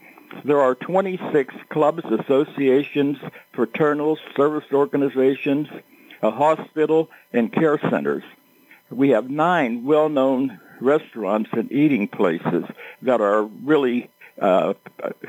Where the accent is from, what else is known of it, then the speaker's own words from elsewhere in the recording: McKeesport, Pennsylvania, United States; I was born and raised in McKeesport